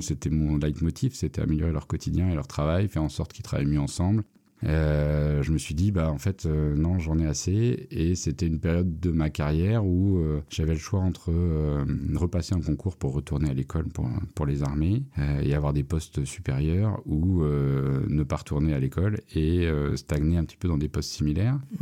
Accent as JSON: {"language": "French", "area": "Paris suburbs, Vallée de Chevreuse", "region": "Île-de-France", "country": "France", "tie": "born or raised there", "also_born_or_lived": "Châtenay-Malabry, Hauts-de-Seine", "moved": "as an adult", "said": "Je suis né à Châtenay-Malabry, donc dans les Hauts-de-Seine. J'ai grandi toute mon enfance euh, en banlieue parisienne, euh, euh, dans un cadre assez préservé qu'est la vallée de Chevreuse"}